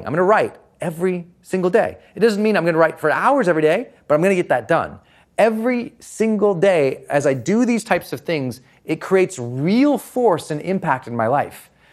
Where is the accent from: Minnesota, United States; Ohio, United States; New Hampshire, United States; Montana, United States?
Montana, United States; I'm from Montana